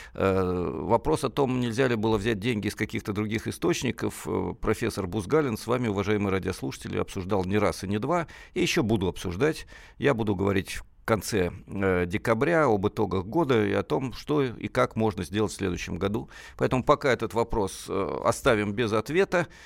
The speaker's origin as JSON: {"language": "Russian", "country": "Russia", "tie": "born or raised there", "moved": "yes", "lives_now": "Moscow, Russia", "said": "сам коренной москвич, хотя детство прошло, так сказать, в другом э, регионе, в глубинке российской"}